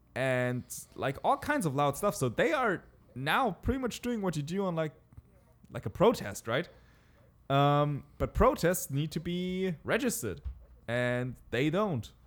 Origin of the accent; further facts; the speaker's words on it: Southern Germany, Germany; We're from Germany. And I said, like, "The city, s-, southern Germany."